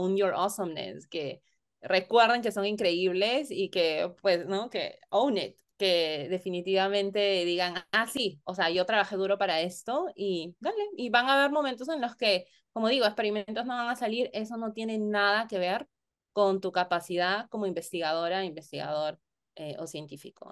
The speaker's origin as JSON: {"language": "Spanish", "region": "Lima", "country": "Peru", "tie": "born or raised there", "moved": "as an adult", "said": "en Perú, al menos yo nací, crecí en Lima"}